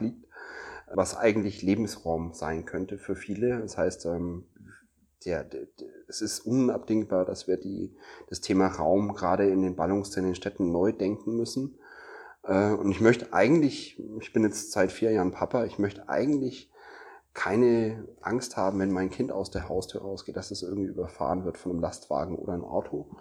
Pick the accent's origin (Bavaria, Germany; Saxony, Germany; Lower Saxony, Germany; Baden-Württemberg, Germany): Bavaria, Germany; Nuremberg; ich komme ja aus Nürnberg